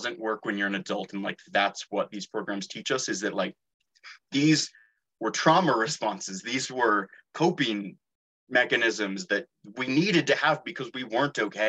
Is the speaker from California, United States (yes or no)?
yes; Santa Rosa, California, United States; I was raised in Northern California, in Santa Rosa.